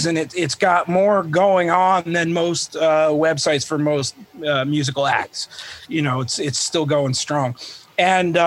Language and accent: English; United States; I'm American